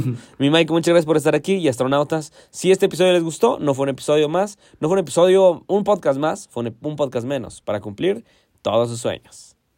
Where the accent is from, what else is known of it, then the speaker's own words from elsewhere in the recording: Hidalgo, Mexico; yo soy de Hidalgo y aquí somos los dioses de la barbacoa